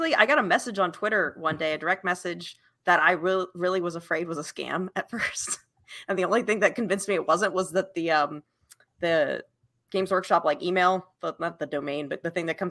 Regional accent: Virginia, United States; also born or lived in Utah; now in Tennessee, United States; We're originally from Virginia

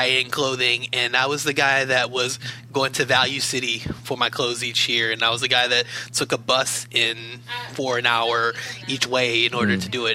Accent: Baltimore, Maryland, United States; moved away as an adult; I'm originally from Baltimore City on the East Coast, was there for the majority of my life, moved out here back in 2015

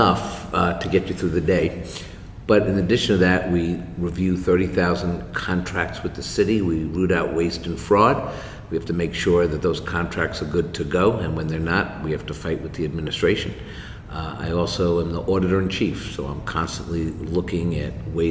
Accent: New York City, New York, United States; I'm a born and raised New Yorker. I went to public school here. I grew up in Washington Heights

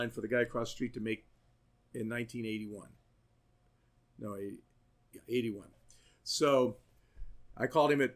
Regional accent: Columbus, Ohio, United States; moved away as an adult; also born or lived in Ashland, Kentucky; now in Athens, United States; I'm from Columbus, Ohio.

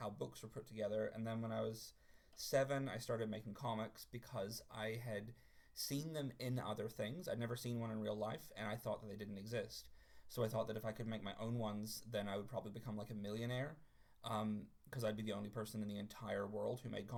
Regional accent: New Zealand; moved away; I was raised in New Zealand, where I am now

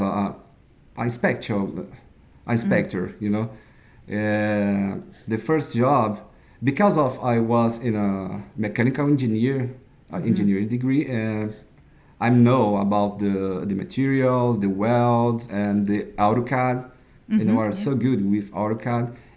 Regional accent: Brazil; I'm from Brazil

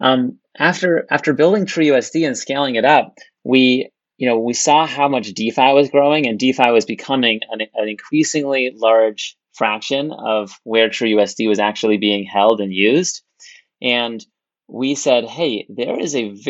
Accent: California, United States; I was born in California, went to Stanford to study computer science

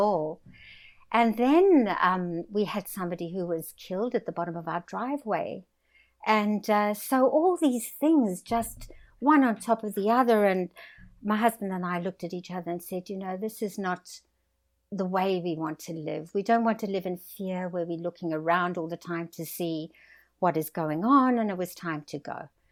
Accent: South Africa; moved away as an adult; now in Australia; I was born in South Africa, had a wonderful life in South Africa, built a successful business

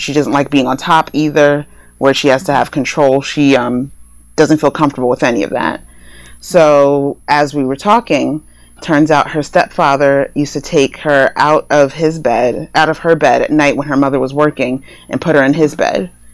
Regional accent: New Jersey, United States; now in Los Angeles, United States; I'm originally from New Jersey

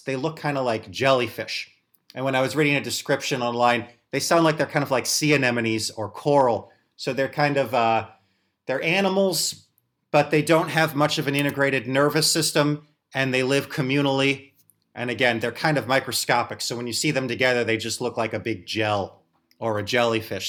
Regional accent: St. Louis, Missouri, United States; which is where I'm from, as I'm from St. Louis

